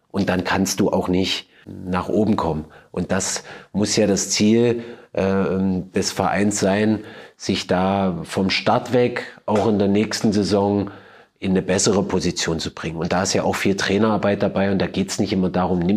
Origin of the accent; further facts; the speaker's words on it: Germany; Und natürlich als Deutscher ist natürlich klar, dass ich mir wünsche, dass mein Land das macht